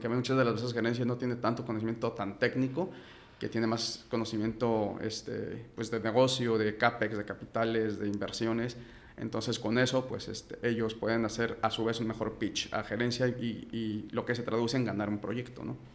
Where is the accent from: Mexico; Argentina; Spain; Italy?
Mexico; Mexico City; soy de la Ciudad de México